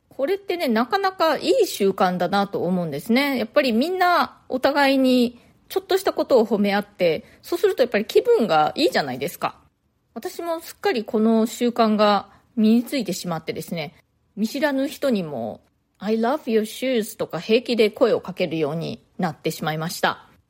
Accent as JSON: {"language": "Japanese", "country": "Japan", "tie": "born or raised there", "moved": "as an adult", "lives_now": "New York, United States", "said": "大人になるまで日本で育ちました"}